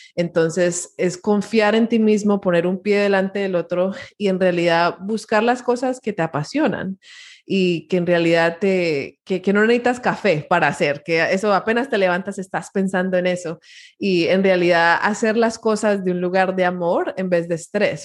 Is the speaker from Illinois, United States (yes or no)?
no; Miami, Florida, United States; mi historia empieza en, en Miami, Florida. Eh, soy primera generación latina, mis papás son colombianos eh, y se mudaron a Miami